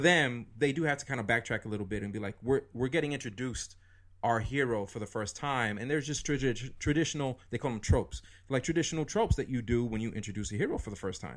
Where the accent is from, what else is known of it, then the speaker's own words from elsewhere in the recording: New York City, New York, United States; now in New Jersey, United States; I grew up in New York City. I grew up downtown.